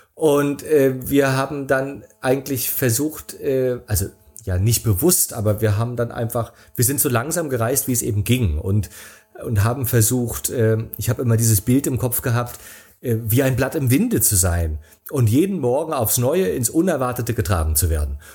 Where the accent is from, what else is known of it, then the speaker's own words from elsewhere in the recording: Rostock, Mecklenburg-Vorpommern, Germany; moved away as an adult; also born or lived in Berlin / San Sebastian; sind wir nach Rostock oh. gefahren, in meine Heimat